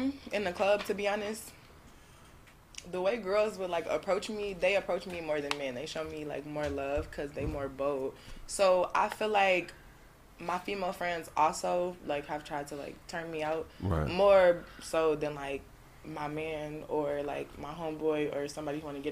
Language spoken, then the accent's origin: English; Chicago, Illinois, United States; I'm from Chicago.